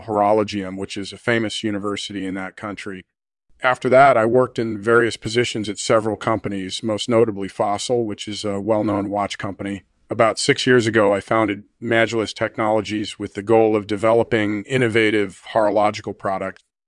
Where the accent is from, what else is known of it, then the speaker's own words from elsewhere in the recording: England, United Kingdom; I'm originally from England